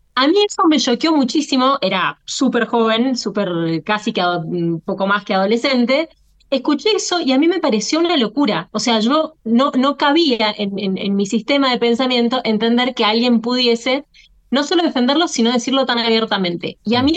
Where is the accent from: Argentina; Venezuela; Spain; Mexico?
Argentina; yo me siento argentina antes que descendiente de libaneses o españoles